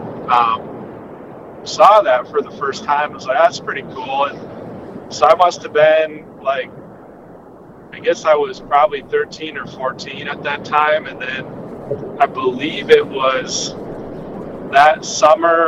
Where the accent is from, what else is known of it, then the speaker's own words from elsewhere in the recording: Eagan, Minnesota, United States; I grew up in Eagan, Minnesota, so just south of the Twin Cities area.